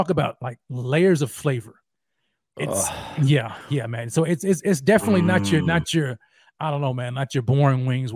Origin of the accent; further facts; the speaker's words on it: Texas, United States; moved away; I'm a guy from Texas.